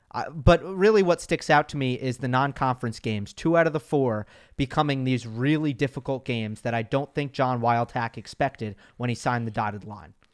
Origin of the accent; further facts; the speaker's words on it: New York, United States; I'm the New Yorker of, of, of us two